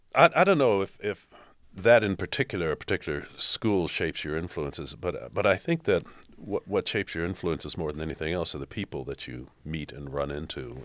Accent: Washington, District of Columbia, United States; also born or lived in New York City / Boston; now in Toledo, United States; I grew up in Washington, D C

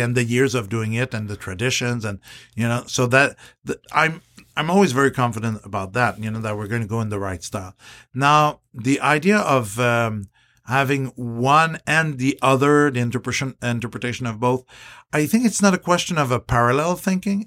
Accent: Canada; I'm Canadian

